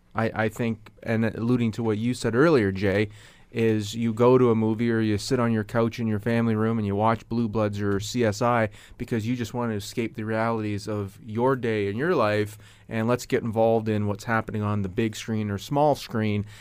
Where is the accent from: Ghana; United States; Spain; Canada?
Canada; being a Canadian